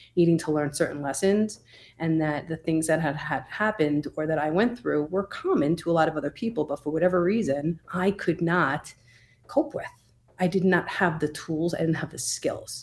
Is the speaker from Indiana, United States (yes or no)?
no; Oceanside, New York, United States; moved away as an adult; also born or lived in Brooklyn, New York / Albany, New York; now in Colorado, United States; I grew up in Oceanside, New York, the South Shore of Long Island. Nassau County. Um, I was there for thirty-five years until I moved to Colorado